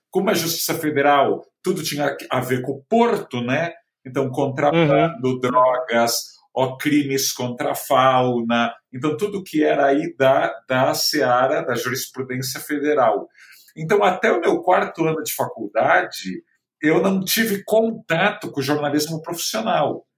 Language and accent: Portuguese; Santos, São Paulo, Brazil; em Santos, né, onde eu nasci